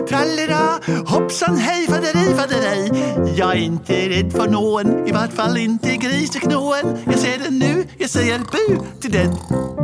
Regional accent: Norway; Og jeg vet med meg selv at jeg kommer til å være der mye lenger enn dere, for jeg er fra Norge.

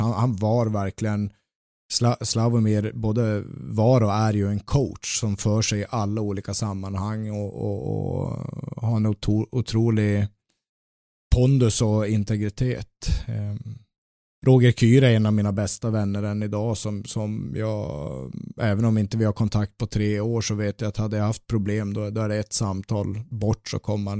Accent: Luleå, Norrbotten County, Sweden; now in Gothenburg, Sweden; Jag växte upp i Luleå

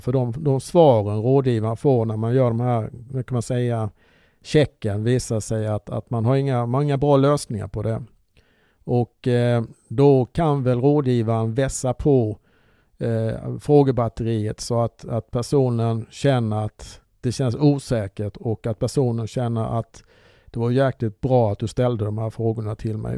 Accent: Olofström, Blekinge, Sweden; moved away; jag är uppvuxen i Blekinge

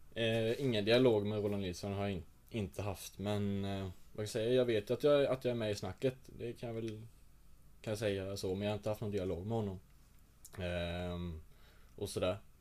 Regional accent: Rödeby, Blekinge, Sweden; jag kommer inte från Rödeby utan jag kommer från en liten, liten by utanför Rödeby

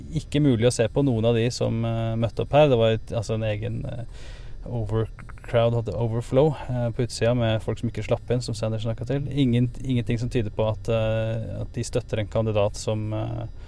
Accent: Norway; moved away; når jeg var hjemme i Norge noen, noen uker

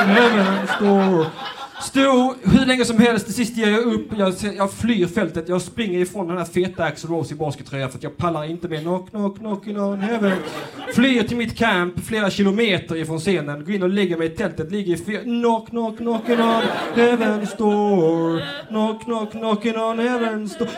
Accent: Lund, Skåne, Sweden; Jag är faktiskt själv från Lund

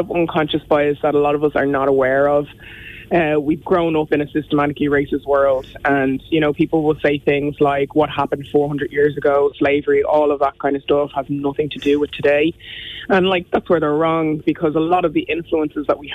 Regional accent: Ireland; I have the same Irish that any Irish person has that's gone through primary and secondary school here

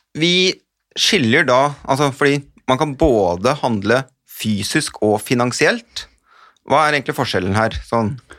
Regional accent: Hamar, Innlandet, Norway; Jeg kommer fra Hamar-traktene

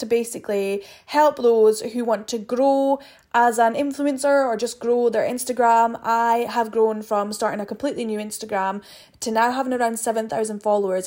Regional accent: Aberdeen, Scotland, United Kingdom; I am from Aberdeen in Scotland.

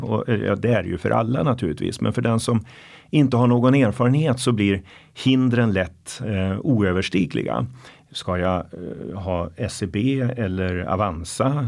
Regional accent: Norrland, Sweden; moved away; Norrland, mina hemtrakter

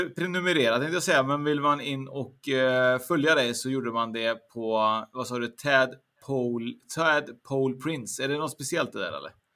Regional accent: Trollhättan, Västra Götaland, Sweden; där jag kommer från, Trollhättan

